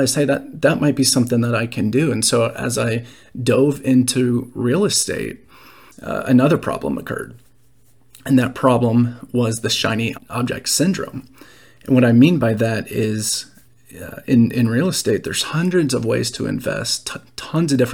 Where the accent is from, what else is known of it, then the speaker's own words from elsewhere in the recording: Dallas, Texas, United States; moved away as an adult; also born or lived in Nashville, Tennessee; I was raised in Dallas, Texas, and moved away for college. After college, I moved to Nashville